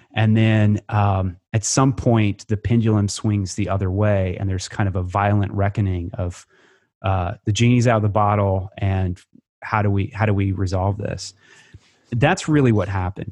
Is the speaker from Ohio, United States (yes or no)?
no; Creston, Iowa, United States; moved away; also born or lived in Nebraska / Missouri; growing up in Iowa